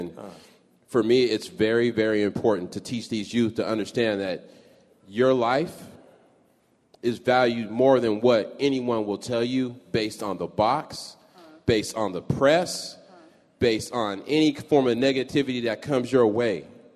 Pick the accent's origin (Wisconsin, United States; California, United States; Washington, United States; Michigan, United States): Washington, United States; Seattle; I am a Seattle native.